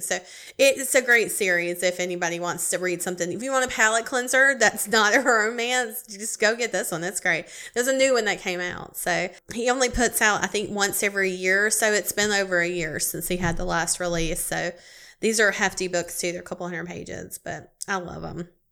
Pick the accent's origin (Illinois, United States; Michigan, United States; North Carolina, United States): North Carolina, United States; Charlotte area; I'm on an event planning committee here in my hometown